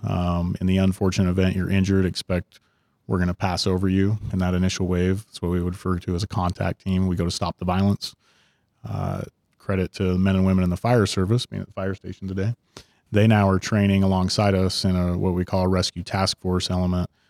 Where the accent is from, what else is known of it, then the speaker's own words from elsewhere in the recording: Ogden, Utah, United States; also born or lived in Salt Lake City, Utah; I grew up in Ogden and then had come down to Salt Lake